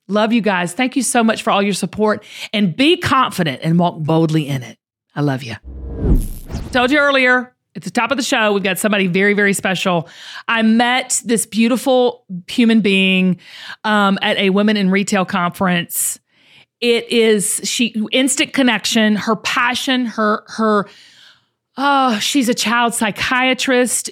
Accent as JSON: {"language": "English", "region": "the South", "country": "United States", "tie": "born or raised there", "said": "I grew up in the South"}